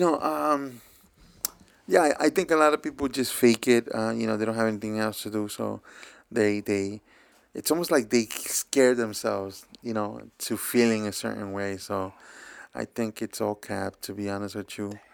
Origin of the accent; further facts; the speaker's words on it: New York City, New York, United States; I grew up in Bushwick